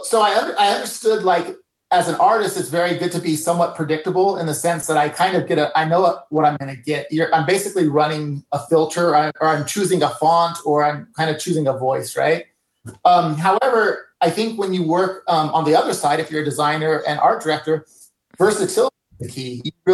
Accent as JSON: {"language": "English", "region": "California", "country": "United States", "tie": "born or raised there", "said": "I grew up in part of my life in California, so I was inspired from the Mexican culture."}